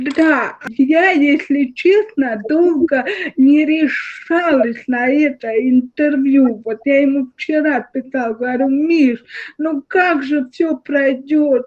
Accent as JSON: {"language": "Russian", "country": "Russia", "said": "у нас в России"}